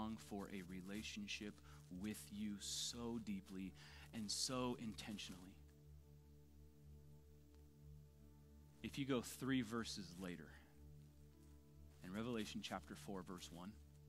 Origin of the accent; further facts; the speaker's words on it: Southern California, United States; born and raised in Southern California